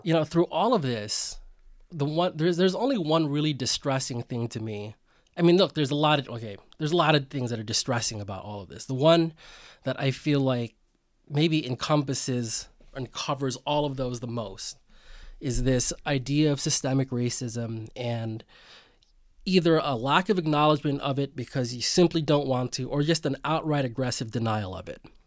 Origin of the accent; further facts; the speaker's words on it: Bay Area, California, United States; I'm a Filipino American. Um, I grew up in the Bay Area. I'm the son of immigrants